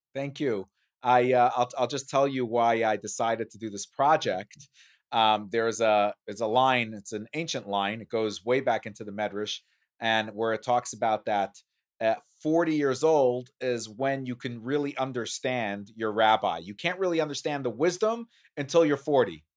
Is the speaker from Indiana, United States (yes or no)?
no; New York City, New York, United States; growing up in Brooklyn